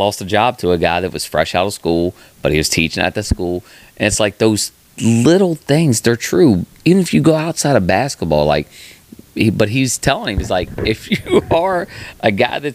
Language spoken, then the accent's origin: English; West Virginia, United States; as someone that came up in West Virginia sports